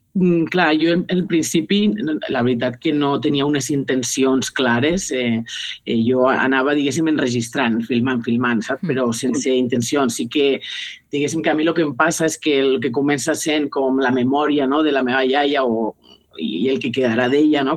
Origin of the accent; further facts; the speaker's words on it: Benicarló, Valencian Community, Spain; la musical Ciutat de Benicarló, que és el meu poble